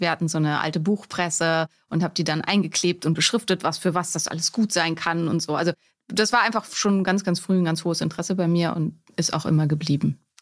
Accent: Neumünster, Schleswig-Holstein, Germany; moved away as an adult; also born or lived in Lübeck / Greifswald; now in Berlin, Germany; wo komme ich her? Aus Neumünster in Schleswig-Holstein

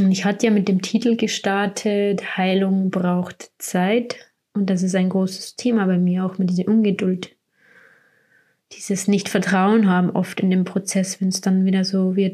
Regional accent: Bavaria, Germany; ich will erstmal wieder Richtung meine Heimat, wo ich herkomme, Richtung Bayern. Und da sind wir jetzt auch im Moment bei meiner Familie.

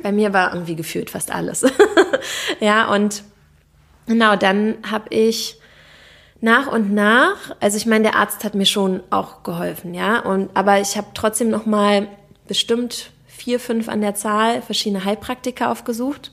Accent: Berlin, Germany; ich bin aus Berlin, Berlinerin

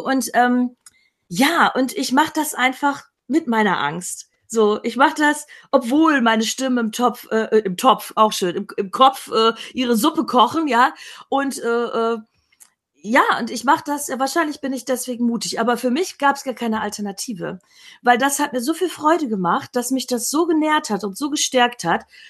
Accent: Emsland, Lower Saxony, Germany; Ich bin im Emsland aufgewachsen in Norddeutschland

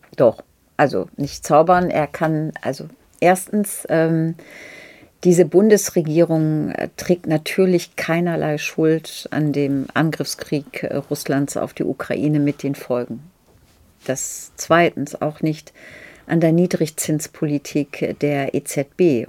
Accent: Lower Saxony, Germany; auch noch geschützte Minderheit, nämlich Friesin.

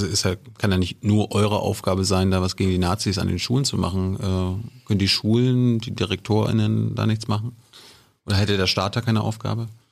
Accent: East Germany, Germany; ich komme ja auch aus dem Osten

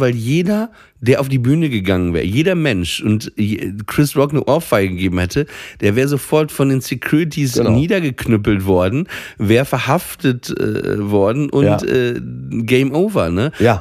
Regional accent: Papenburg, Lower Saxony, Germany; moved away; in meiner Heimat Papenburg

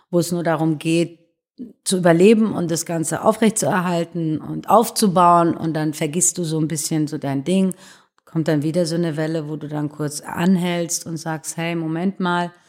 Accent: Iran; born there; da bin ich auch geboren im Iran

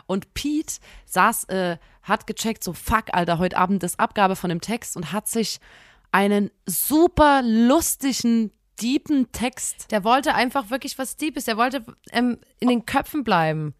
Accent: Saxony, Germany; man bleibt bei uns in Sachsen, ich weiß nicht, ob es überall so ist, bis zur 10., dann im Gymnasium zusammen als Klasse

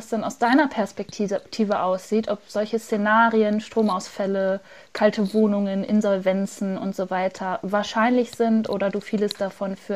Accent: Hamburg, Germany; In meiner Heimatstadt Hamburg hat beispielsweise gerade das Hamburger Abendblatt eine Umfrage eröffentlicht

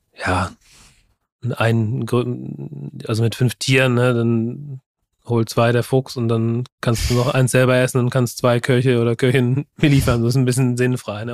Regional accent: Germany; bei uns in Deutschland

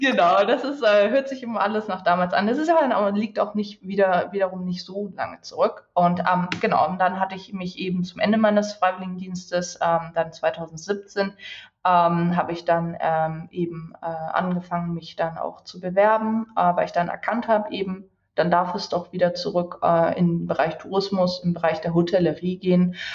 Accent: Wedel, Schleswig-Holstein, Germany; moved away as an adult; also born or lived in Hamburg; ich bin äh, in Hamburg geboren tatsächlich ja. und habe bis äh, zu meinen zwei Jahren äh, im Grunde auch dort gewohnt, bis dann im Grunde mein Bruder auf die Welt kam oder mehr oder weniger kurz bevor mein Bruder auf die Welt gekommen ist, sind wir dann nach Wedel umgezogen

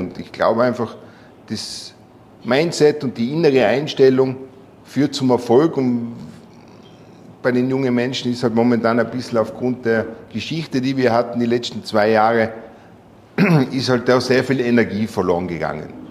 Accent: Tyrol, Austria; Ich komme aus Tirol

